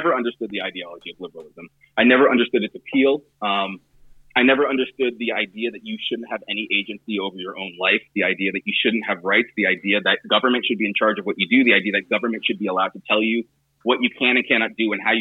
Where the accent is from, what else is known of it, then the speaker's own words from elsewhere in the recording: Southern California, United States; I grew up in Southern California